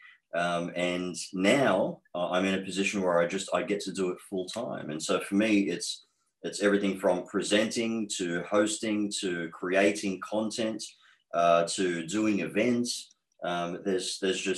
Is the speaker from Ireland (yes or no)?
no; Australia; accent: Australian; also born or lived in Egypt; So I have been in Australia since age 4. I am 38 now. So 34 years being raised in Australia, hence the accent that I have is very strong towards being Australian.